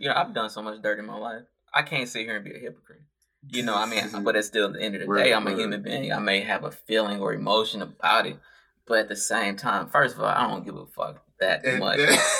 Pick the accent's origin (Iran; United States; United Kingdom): United States; St. Louis, Missouri; I'm from St. Louis, boy.